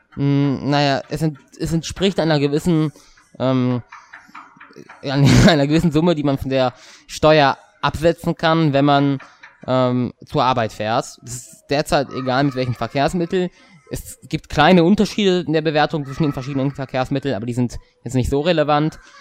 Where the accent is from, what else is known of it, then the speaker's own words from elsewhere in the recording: Hesse, Germany; bei uns in Hessen